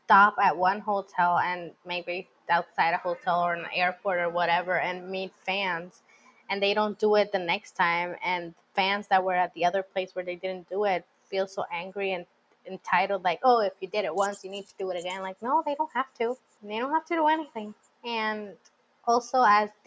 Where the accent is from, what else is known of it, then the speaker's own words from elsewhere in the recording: Puerto Rico; Plus, I'm from Puerto Rico